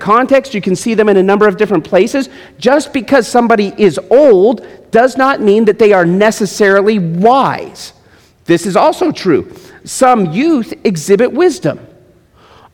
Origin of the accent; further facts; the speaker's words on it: Las Vegas, Nevada, United States; I'm from Las Vegas